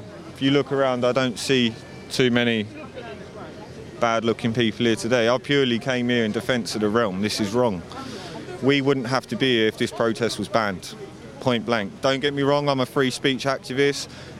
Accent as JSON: {"language": "English", "region": "England", "country": "United Kingdom", "said": "I'm here because I'm English."}